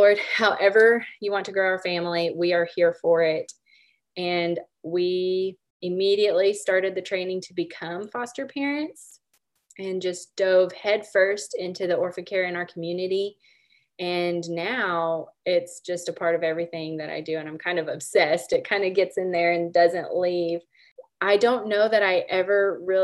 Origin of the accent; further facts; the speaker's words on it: Oklahoma, United States; I grew up in Oklahoma, born and raised